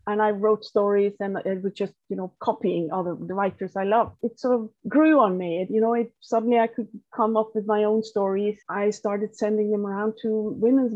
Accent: Norway; my hometown, which is like it's a fishing town. It was used to call the most isolated town in Norway

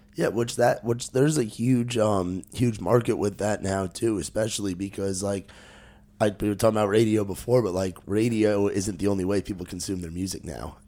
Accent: New Jersey, United States; moved away; also born or lived in New York; growing up in Jersey

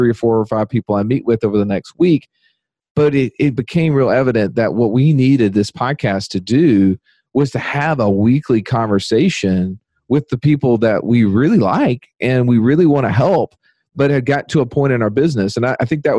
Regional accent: Birmingham, Alabama, United States; my hometown, Birmingham, Alabama

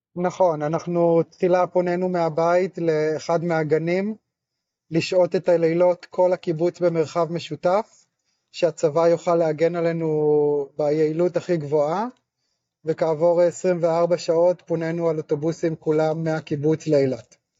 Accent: Afek, Northern District, Israel; moved away as an adult; also born or lived in Mitzpe Ramon; now in Nir Yitzhak, Israel; אני יליד קיבוץ אפק שבצפון.

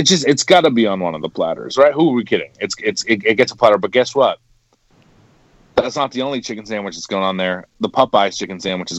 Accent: Quincy, United States; the locations are basically make a Triforce in Quincy, where I am right now.

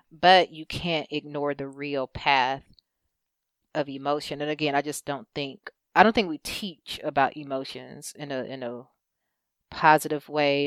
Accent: United States; we, as a culture, as an American culture

